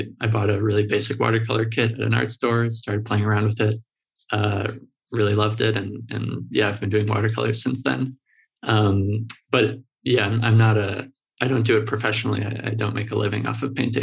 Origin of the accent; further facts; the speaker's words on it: Chicago, Illinois, United States; I'm in Chicago and I grew up in Chicago, was born here. I grew up on the north side and in the neighborhoods of Lakeview and Lincoln Park.